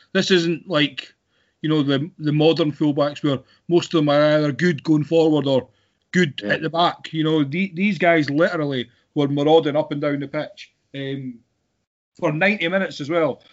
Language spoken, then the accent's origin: English; Scotland, United Kingdom; being Scottish